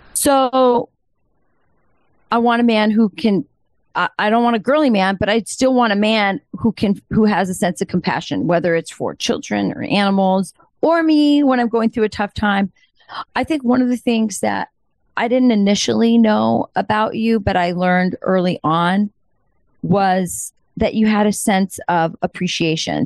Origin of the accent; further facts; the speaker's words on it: Southwest, United States; I'm Hispanic from the Southwest